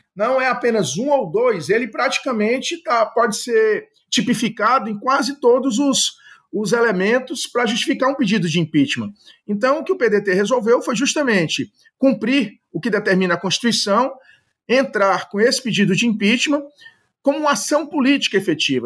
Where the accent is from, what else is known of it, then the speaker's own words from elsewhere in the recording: Ceará, Brazil; eu sou do Ceará